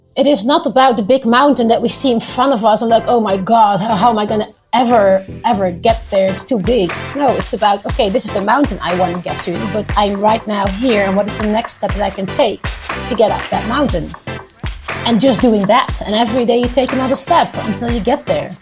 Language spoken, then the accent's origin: English; Netherlands; moved away as an adult; now in Beirut, Lebanon; I did move at one point from my home country, the Netherlands, to Lebanon when I met my husband, and I moved here 11 years ago